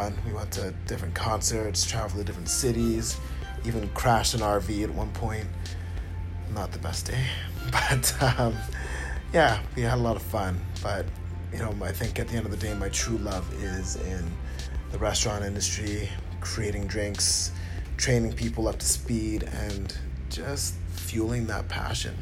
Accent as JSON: {"language": "English", "town": "Ottawa", "region": "Ontario", "country": "Canada", "tie": "born or raised there", "moved": "yes", "said": "I grew up in Canada, to be more precise. And the city I grew up in is Ottawa."}